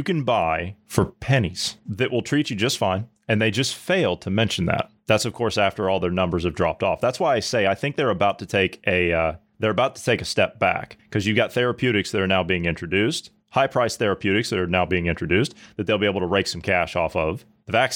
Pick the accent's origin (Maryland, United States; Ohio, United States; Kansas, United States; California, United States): Ohio, United States; my home state of Ohio